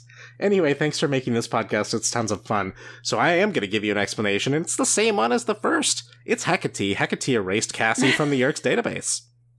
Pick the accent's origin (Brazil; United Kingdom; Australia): Brazil; I'll only say I'm from Brazil